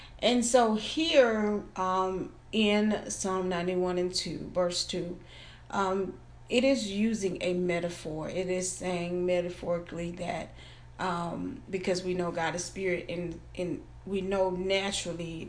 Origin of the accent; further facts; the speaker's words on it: Florida, United States; I'm from Florida, so I've been through hurricanes.